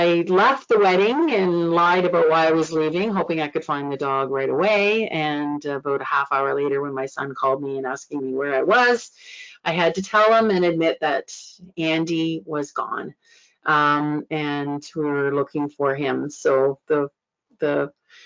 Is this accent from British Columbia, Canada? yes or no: no; Nova Scotia, Canada; moved away as an adult; I'm from Nova Scotia, but being away for 30 years, it's like I am a come from away.